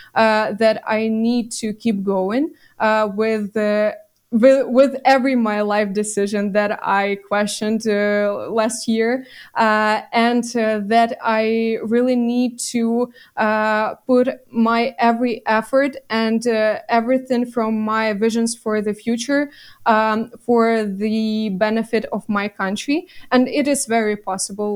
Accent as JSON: {"language": "English", "area": "Bucha district", "region": "Kyiv Oblast", "country": "Ukraine", "tie": "born or raised there", "said": "my hometown is in the Kiev region and it suffered a lot. Is it is actually in the Bucha district"}